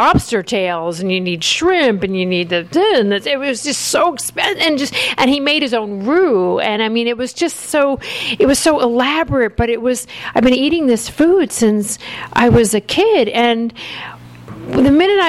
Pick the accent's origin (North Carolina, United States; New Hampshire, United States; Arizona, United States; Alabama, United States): Alabama, United States; born there; And I was born in Alabama. Everyone thinks I'm a New Yorker.